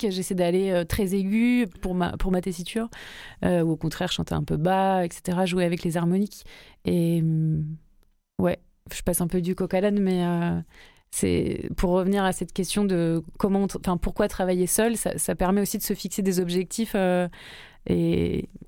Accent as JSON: {"language": "French", "town": "Marseille", "region": "Provence-Alpes-Côte d'Azur", "country": "France", "tie": "born there", "said": "Marseille, après j'ai bougé de partout et je suis re ici depuis deux ans, donc euh, je suis un, peu marseillaise."}